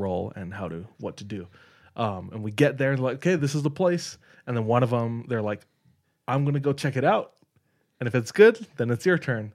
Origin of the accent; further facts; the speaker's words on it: Hawaii, United States; moved away; I'm from Hawaii